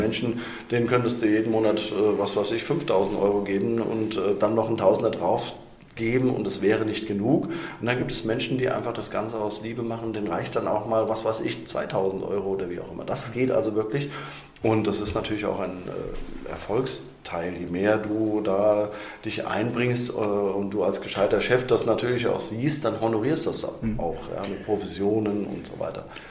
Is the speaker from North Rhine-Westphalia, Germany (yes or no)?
no; Wiesbaden, Hesse, Germany; damals in Breckenheim bin ich geboren